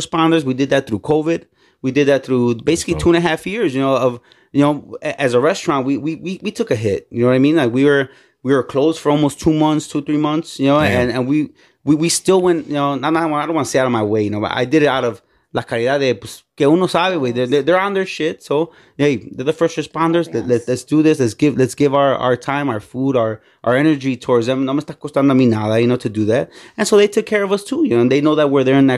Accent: Cicero, Illinois, United States; also born or lived in Westchester, Illinois; I went to Mary Queen of Heaven in Cicero.

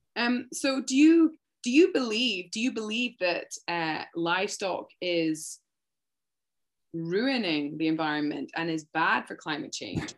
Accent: Scotland, United Kingdom; now in Canada; I'm from Scotland and I'm not even from a farming background. Though a lot of our friends when I was growing up, it was a huge farming community

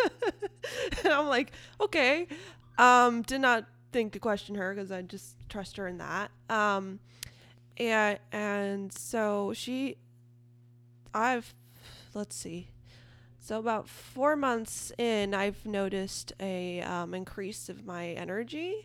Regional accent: Eureka, California, United States; I am from Eureka, California, which is in Northern California, Humboldt County.

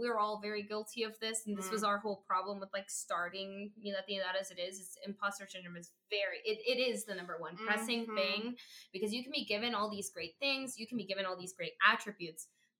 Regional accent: Minnesota, United States; born there; I was born in Minnesota, so that would be really hard for me to be.

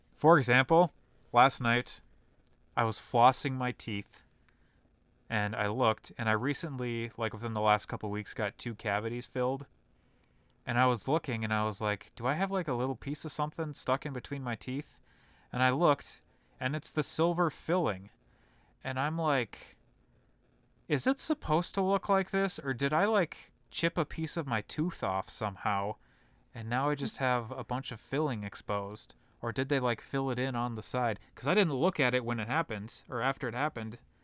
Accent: Brooklyn Park, Minnesota, United States; also born or lived in Champlin / Colorado; we moved from North Minneapolis to Champlin when I was not quite two. Then we moved from Champlin to Brooklyn Park when I was eight

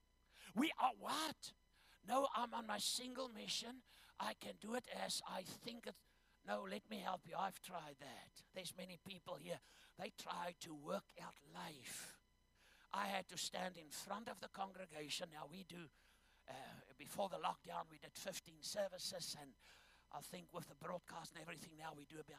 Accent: Zambia; I was born in Zambia.

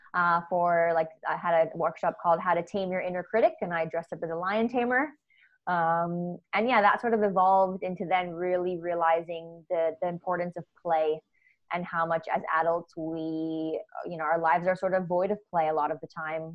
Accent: United States; accent: American; moved away as an adult; now in Australia; I'm American, uh, if you couldn't tell by my accent

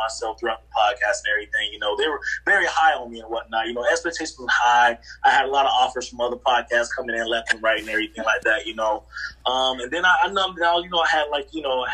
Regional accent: Jacksonville, Florida, United States; I'm from Jacksonville

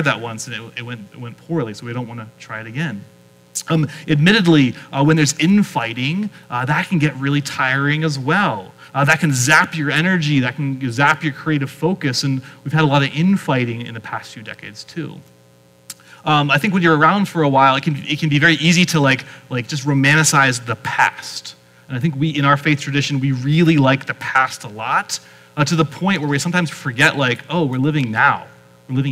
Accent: Pennsylvania, United States; moved away; where I grew up in Pennsylvania

